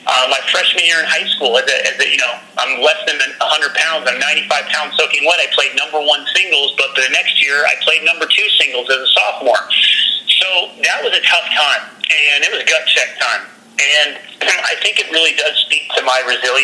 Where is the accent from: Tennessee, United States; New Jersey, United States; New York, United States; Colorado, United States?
Colorado, United States; Denver; here I am coming from Denver, Colorado.